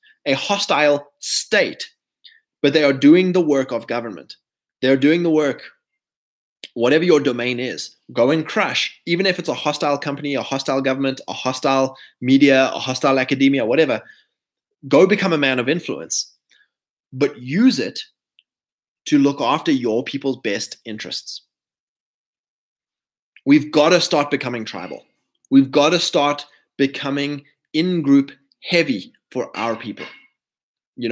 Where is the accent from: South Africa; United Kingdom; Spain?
South Africa; I'm not South African